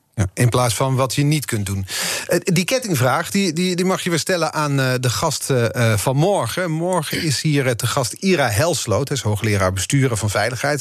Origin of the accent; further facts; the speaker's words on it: Netherlands; als Nederlanders